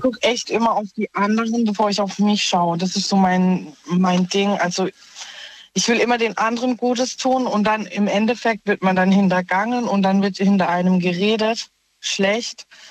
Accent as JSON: {"language": "German", "town": "Offenburg", "region": "Baden-Württemberg", "country": "Germany", "said": "ich komme aus Offenburg"}